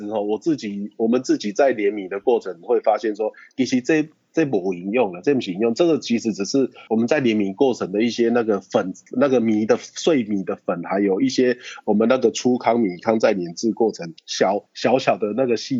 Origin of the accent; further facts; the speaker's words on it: Taiwan; 我们台湾人把这月光米进来，再把它改良，改良到我们的米送去日本比赛，日本人吃到我们台湾的米都吓到